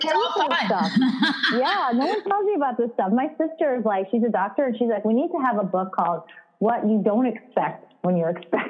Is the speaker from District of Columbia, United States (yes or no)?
no; Michigan, United States; moved away; also born or lived in New York; So we had a house in Michigan. I grew up, you know, up before I moved to New York.